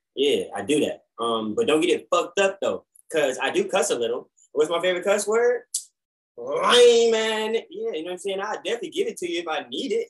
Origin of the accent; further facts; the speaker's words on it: Atlanta, Georgia, United States; And I tell him, I'm like, I'm from Atlanta. And he's like, oh wow, I didn't catch any of the accent.